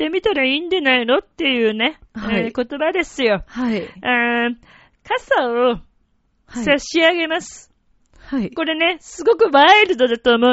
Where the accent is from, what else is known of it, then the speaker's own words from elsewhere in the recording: Italy; Japanese is a second language; あの、僕はイタリア人ですから、日本語は片言の方がいいと思います。